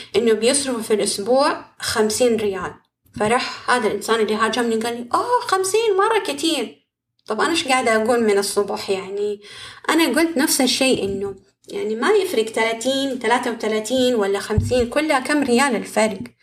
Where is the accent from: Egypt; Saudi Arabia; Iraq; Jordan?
Saudi Arabia; عندنا كده في السعودية